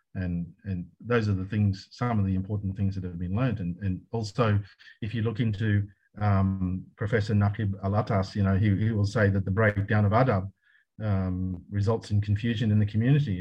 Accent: Australia; moved away as an adult; now in Malaysia; I was in Australia for many years because I'm an Australian and that's what we Australians

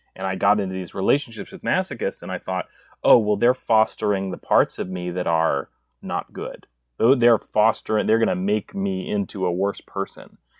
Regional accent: East Coast, United States; now in Inland Empire, California, United States; I was raised on the East Coast

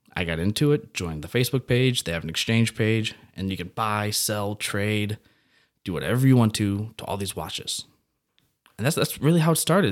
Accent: Belleville, Illinois, United States; I'm actually from Southern Illinois, Belleville, Shiloh area

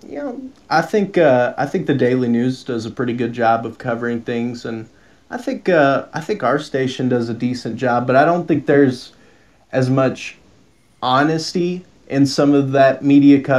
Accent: Bowling Green, Kentucky, United States; I've lived in Bowling Green my whole life

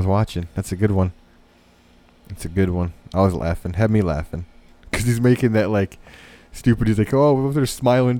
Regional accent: United States; American. I'm from America

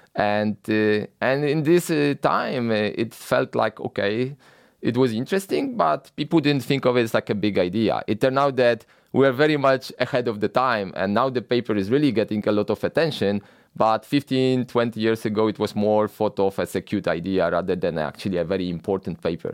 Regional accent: Poland; moved away as an adult; I grew up in Poland

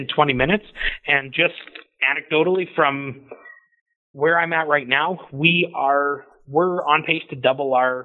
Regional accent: Canada; we all kind of feel like we're this Canadian kind

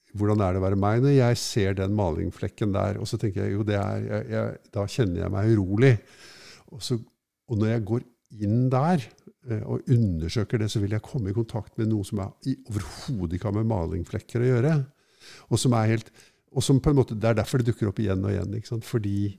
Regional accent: Oslo, Norway; jeg er fra Norge og fra Oslo vest

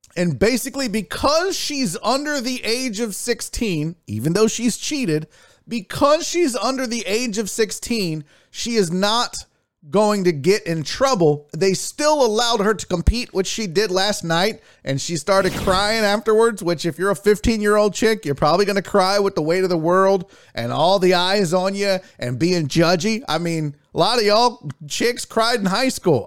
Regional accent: United States; also born or lived in Houston; I'm from America.

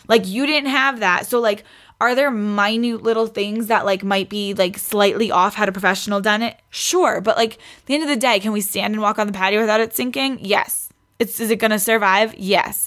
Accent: New York City, New York, United States; moved away; I grew up in Queens.

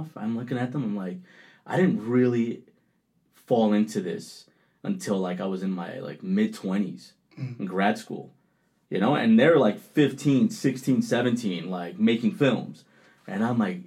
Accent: Rockland County, New York, United States; accent: Colombian; also born or lived in Colombia; I grew up in Rockland County, which is like maybe 45 minutes north of Manhattan.

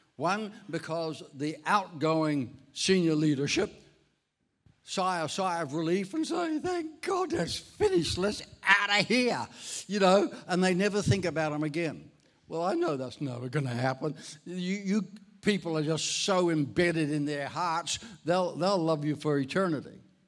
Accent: Ireland; moved away; I'm Irish. I was actually born in Ireland

